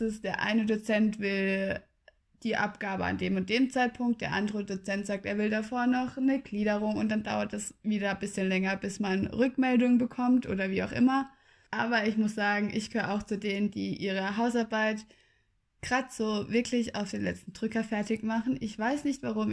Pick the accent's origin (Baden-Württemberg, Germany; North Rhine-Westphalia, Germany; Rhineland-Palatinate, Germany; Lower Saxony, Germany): Baden-Württemberg, Germany; Freiburg; moved away as an adult; also born or lived in Tübingen; in meiner Heimatstadt, also ich habe mir in Tübingen nichts Neues gesucht, weil ich komme aus Freiburg